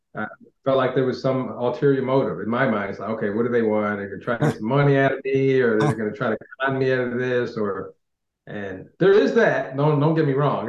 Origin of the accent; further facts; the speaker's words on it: United States; growing up in America